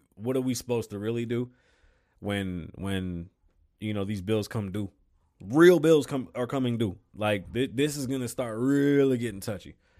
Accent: New York, United States; I am from New York

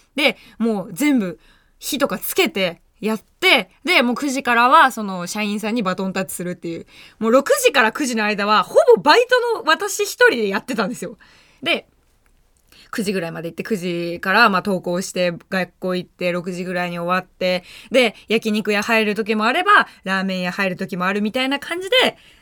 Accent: Tokyo, Japan; 下町出身です。もう本当に暖かい地域で育っています

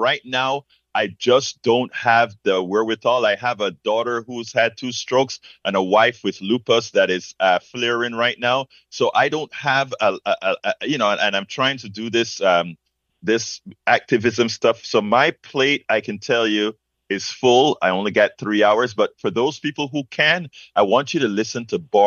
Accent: Panama; moved away as an adult; now in United States; I'm from Panama

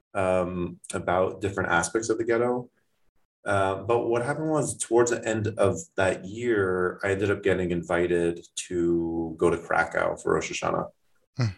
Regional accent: Toronto, Ontario, Canada; now in United States; I grew up in Toronto, not in Thornhill

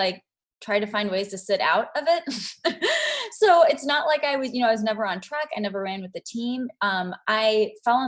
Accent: Kentucky, United States; moved away as an adult; also born or lived in Chicago; I'm from Kentucky

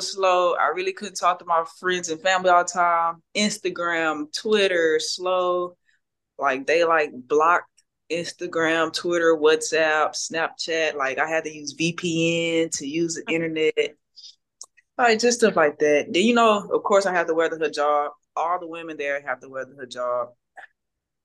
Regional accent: Houston, Texas, United States; moved away as an adult; also born or lived in Finland / Slovenia; I'm from Houston, so it's like fast-paced city life

